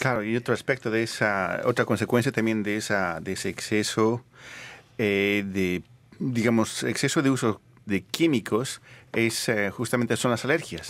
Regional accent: Bolivia; moved away; nací en Bolivia

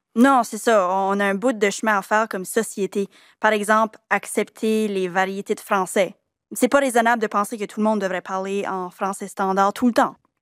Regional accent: Acadians of south-east New Brunswick, Canada; On est des Acadiens du sud-est du Nouveau-Brunswick.

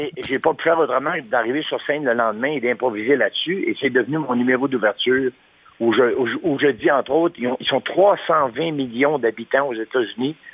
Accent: Chicoutimi, Quebec, Canada; born or raised there; also born or lived in Lac-Saint-Jean

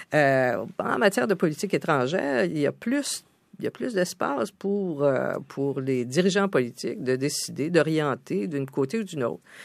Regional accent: Canada; also born or lived in New York

